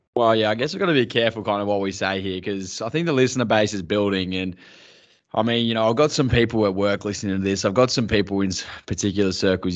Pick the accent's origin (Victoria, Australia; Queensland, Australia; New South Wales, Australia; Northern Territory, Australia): Victoria, Australia; Mildura; growing up in Mildura